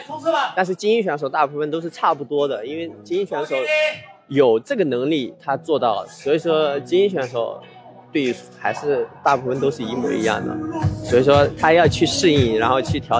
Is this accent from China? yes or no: yes; China; 这种能量爆发出来，然后让他们看到我们中国人也可以做。